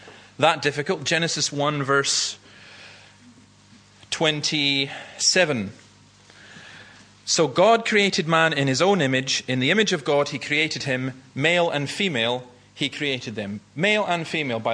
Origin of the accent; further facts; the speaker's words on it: Easter Ross, Scotland, United Kingdom; I grew up in Easter Ross and I lived above Nigg Cliffs